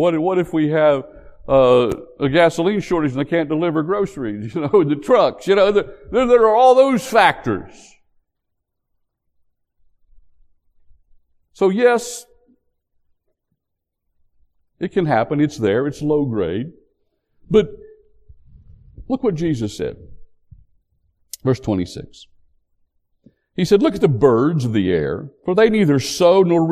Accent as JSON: {"language": "English", "region": "West Virginia", "country": "United States", "tie": "born or raised there", "also_born_or_lived": "North Carolina", "moved": "yes", "said": "back when I grew up in West Virginia"}